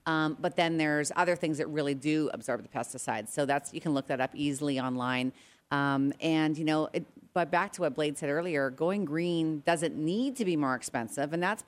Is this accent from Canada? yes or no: yes; Regina, Saskatchewan, Canada; And growing up in Canada, I know you guys, you know, I got to tell you about this. Like in Regina, by the way, my friends text me because they're listening in. They're like … we don't have 130,000 people.